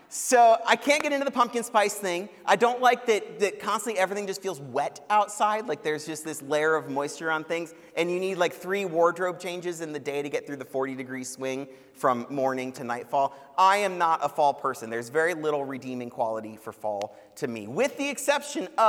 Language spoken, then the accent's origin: English; Cleveland, Ohio, United States; now in Columbus, United States; I'm from Cleveland